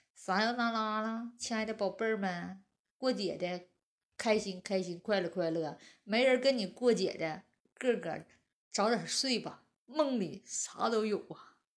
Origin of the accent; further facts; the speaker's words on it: Northeast China, China; 俺们东北人